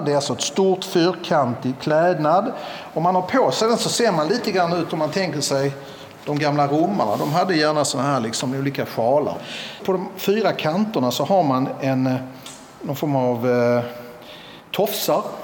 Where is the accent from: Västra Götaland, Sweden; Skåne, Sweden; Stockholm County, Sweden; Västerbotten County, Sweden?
Skåne, Sweden; Malmö; moved away as an adult; jag är ju född i Malmö och uppvuxen här